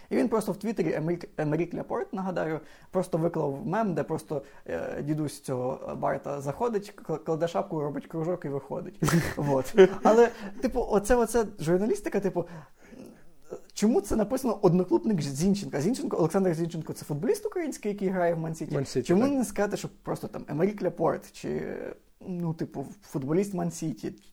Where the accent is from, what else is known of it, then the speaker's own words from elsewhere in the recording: Lviv, Lviv Oblast, Ukraine; Я я зі Львова